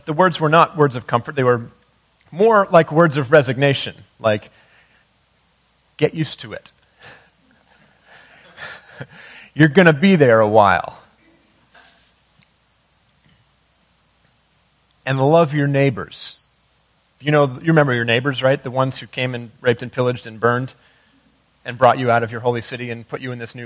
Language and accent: English; Maine, United States; now in Rochester, United States; growing up in Maine